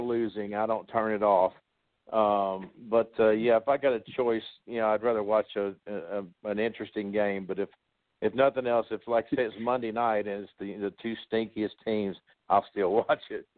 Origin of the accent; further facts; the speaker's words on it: Osceola, Arkansas, United States; moved away as an adult; also born or lived in Dallas; now in Nashville, United States; I'm originally from Osceola, Arkansas.